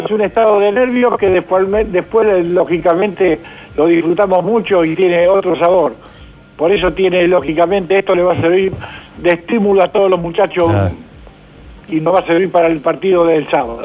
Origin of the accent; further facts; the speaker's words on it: Argentina; como argentino